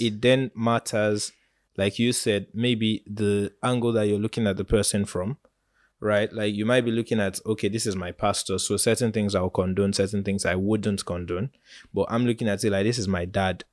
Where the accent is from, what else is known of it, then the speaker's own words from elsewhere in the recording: Nigeria; As a Nigerian youth